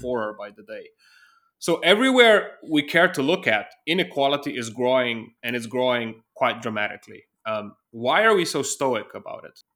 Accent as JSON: {"language": "English", "country": "Slovenia", "moved": "yes", "lives_now": "Germany", "said": "my home country of Slovenia"}